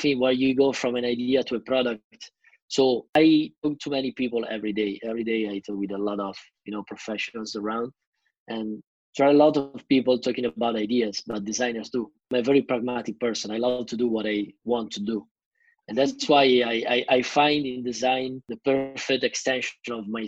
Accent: Milan, Lombardy, Italy; also born or lived in Boston / Riga, Latvia; I was born in Milano and I grew up here.

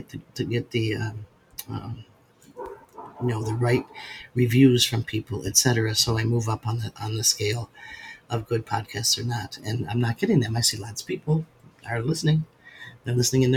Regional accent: Western New York, United States; now in Alabama, United States; I grew up in Western New York on Lake Erie

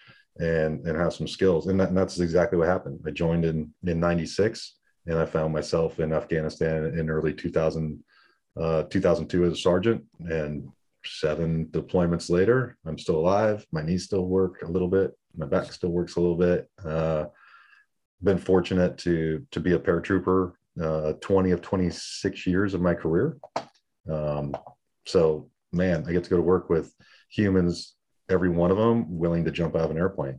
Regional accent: San Diego, California, United States; moved away as an adult; also born or lived in El Paso, Texas; I grew up in San Diego, Navy, Marine town

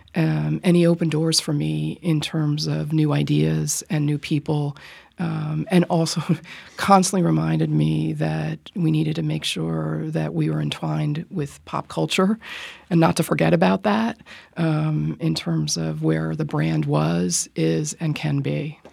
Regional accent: Rye, New York, United States; I grew up in Rye, New York

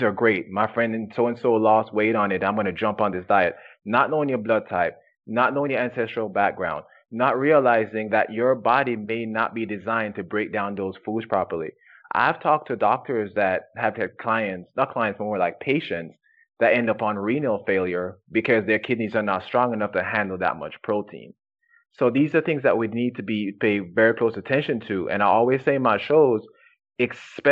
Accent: Jamaica; moved away; I was born and raised in Jamaica

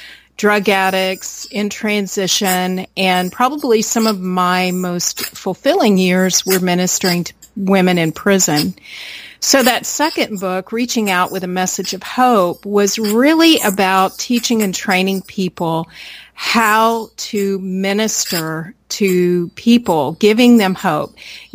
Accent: United States; born there; You know, I was born in America.

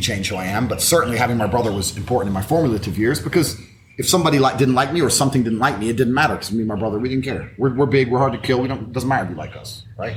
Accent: Luton, East of England, United Kingdom; moved away as an adult; also born or lived in Washington, D.C., United States; I left when I was nine, and I grew up on a council estate in Luton

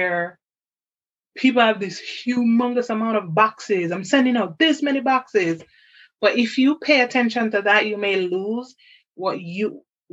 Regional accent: Jamaica; I was raised in Jamaica

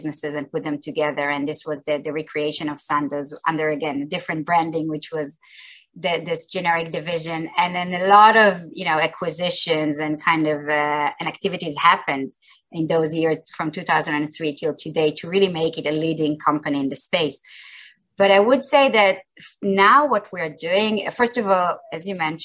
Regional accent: Israel; I grew up in Israel and I've been most of my career in Israel.

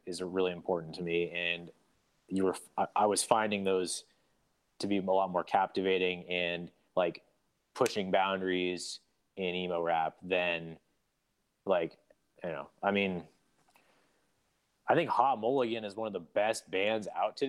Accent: Portland, Oregon, United States; I grew up in Portland, Oregon

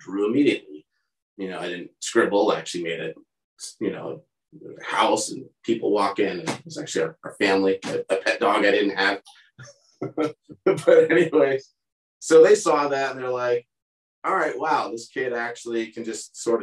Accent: San Carlos, California, United States; moved away as an adult; also born or lived in San Diego; I grew up in the Bay Area, so just 30 minutes outside of San Francisco, in a little suburb called San Carlos

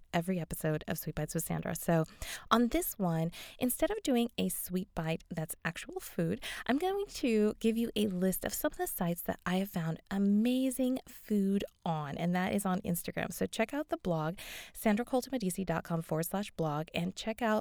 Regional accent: Las Vegas, Nevada, United States; I'm from Vegas.

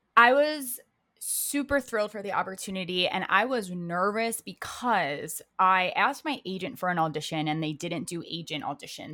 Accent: Baltimore, Maryland, United States; moved away as an adult; now in New York City, United States; I'm originally from Baltimore, Maryland is where I grew up

